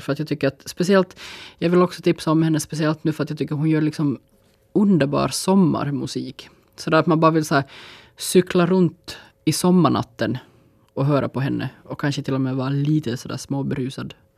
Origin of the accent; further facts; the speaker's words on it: Finland; som finnar